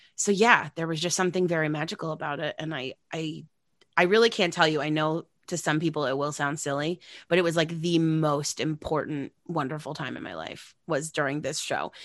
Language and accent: English; Long Island, New York, United States; growing up on Long Island